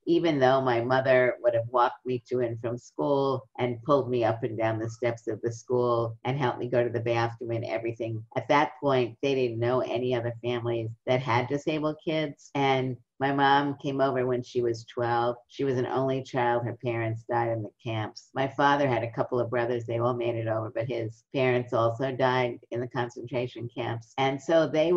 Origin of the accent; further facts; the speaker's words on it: New York City, New York, United States; I grew up in Brooklyn.